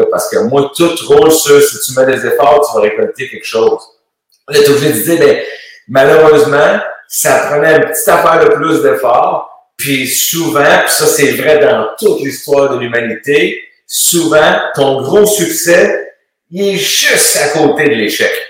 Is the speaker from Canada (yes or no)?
yes; Montreal, Quebec, Canada; also born or lived in Sainte-Clotilde, Quebec; suis tombé tout de suite à ville saint pierre Ville-la-Salle. On a tourné à l'entour de ça pendant un petit bout. Mais je suis né à Sainte-Clotilde.